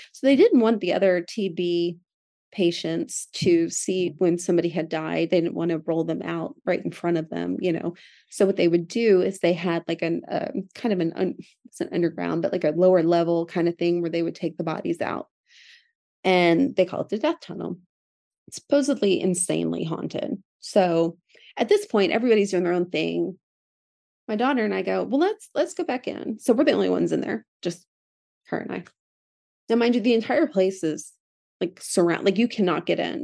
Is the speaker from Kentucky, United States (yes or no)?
no; Philadelphia, Pennsylvania, United States; I grew up in Philadelphia